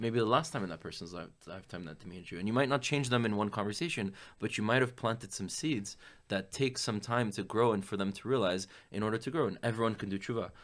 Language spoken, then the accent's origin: English; Miami, Florida, United States; born or raised there; also born or lived in France / Israel